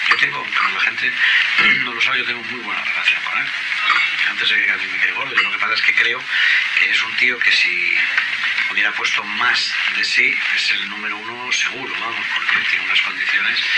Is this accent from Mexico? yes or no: yes; Mexico; Nosotros somos mexicanos con libre expresión y nos escuchamos en la próxima emisión.